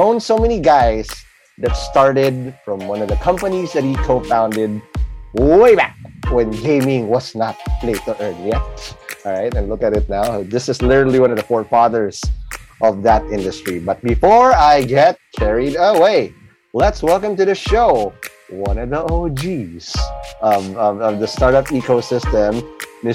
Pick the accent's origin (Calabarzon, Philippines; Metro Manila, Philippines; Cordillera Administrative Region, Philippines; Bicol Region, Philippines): Metro Manila, Philippines; Quezon City; I grew up in Kamuning Road in CIIT.